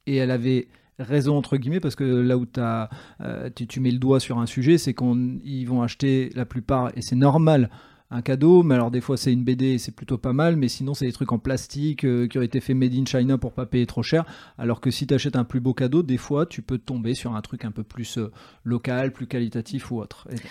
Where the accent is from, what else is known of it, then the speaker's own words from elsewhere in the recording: Nord, Hauts-de-France, France; quand on est du Nord